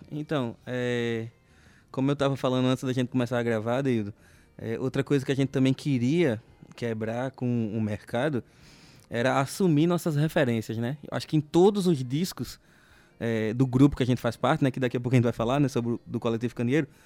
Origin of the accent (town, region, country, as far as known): Northeast Region, Brazil